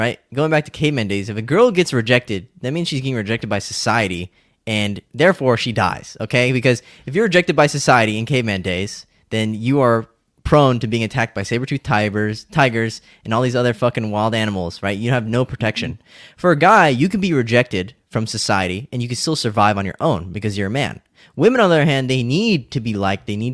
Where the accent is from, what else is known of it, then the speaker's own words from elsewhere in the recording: California, United States; I grew up in California